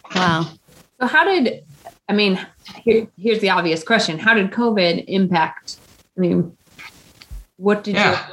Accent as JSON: {"language": "English", "region": "Midwest", "country": "United States", "accent": "Midwestern", "said": "my Midwestern accent"}